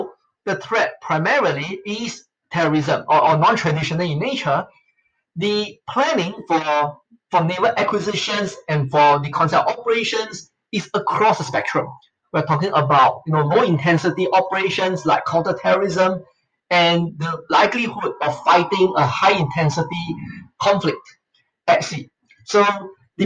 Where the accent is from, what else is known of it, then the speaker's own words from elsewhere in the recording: Singapore; I'm a Singaporean.